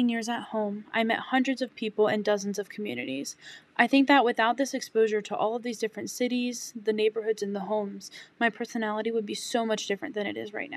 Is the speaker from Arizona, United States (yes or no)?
no; Virginia Beach, Virginia, United States; moved away as an adult; now in Lynchburg, United States; I was born and raised in Virginia Beach